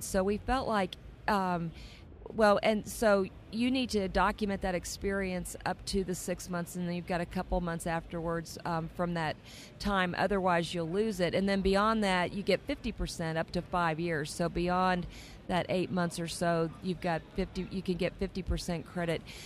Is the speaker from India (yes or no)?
no; Texas, United States; I grew up in Texas